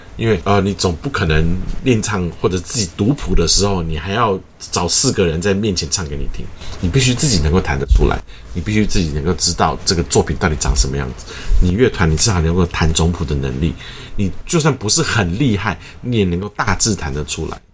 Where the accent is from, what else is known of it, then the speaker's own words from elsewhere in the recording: Taiwan; first language Mandarin Chinese; also born or lived in United States; 我自己的母语当然是中文，然后我家里是客家人，所以我会讲客家话。然后从小在台语的环境长大